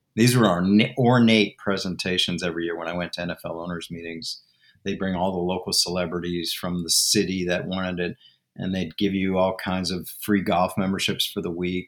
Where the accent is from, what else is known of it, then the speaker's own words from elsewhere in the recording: Washington, District of Columbia, United States; also born or lived in California; I'm from Washington, D.C., back to Georgetown for law school